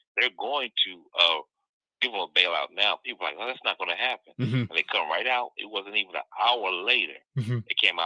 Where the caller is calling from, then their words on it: Missouri, United States; I'm calling from Missouri.